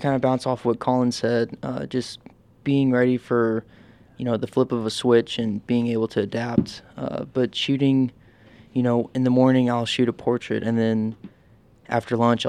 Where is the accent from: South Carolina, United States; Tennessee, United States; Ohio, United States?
Tennessee, United States; Nashville; moved away as an adult; also born or lived in Bowling Green, Kentucky; I'm from Nashville, Tennessee.